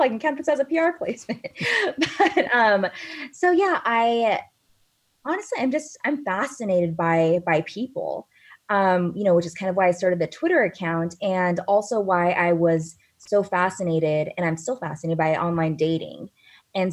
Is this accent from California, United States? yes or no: yes; Tracy, California, United States; moved away as an adult; now in San Francisco, United States; that's where I'm from. I'm from Tracy